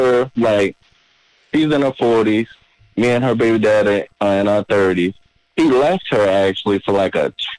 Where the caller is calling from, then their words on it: Virginia, United States; I'm …. I'm from Virginia.